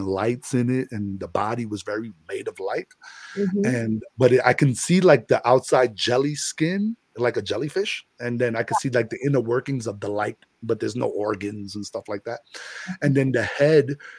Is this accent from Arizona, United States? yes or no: no; New York City, New York, United States; moved away as an adult; also born or lived in Florida; I'm from the Bronx